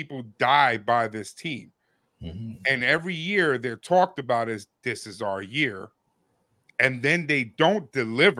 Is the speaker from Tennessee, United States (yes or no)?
no; New York, United States; growing up in New York